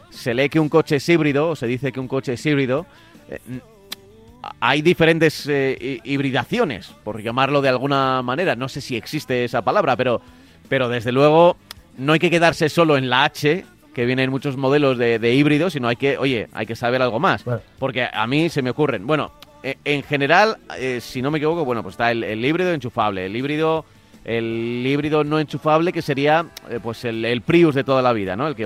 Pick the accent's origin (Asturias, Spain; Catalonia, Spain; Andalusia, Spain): Catalonia, Spain; Amposta; de, de Amposta de Tarragona.